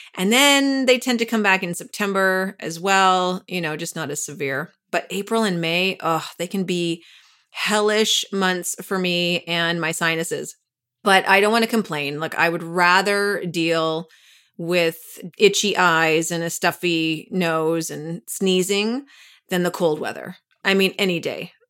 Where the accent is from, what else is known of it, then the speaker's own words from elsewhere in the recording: Canada; now in New York, United States; I'm from Canada